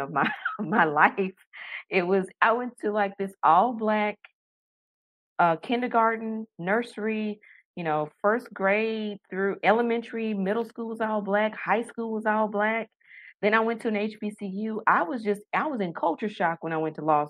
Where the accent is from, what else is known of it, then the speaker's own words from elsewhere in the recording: Tennessee, United States; moved away as an adult; also born or lived in Taiwan; a little girl from Tennessee who hadn't left the country until her wedding day